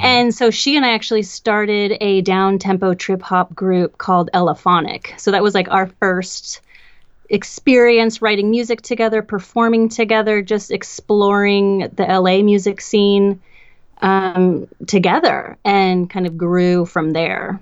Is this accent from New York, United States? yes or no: no; Portland, Oregon, United States; now in Los Angeles, United States; I grew up in Portland, Oregon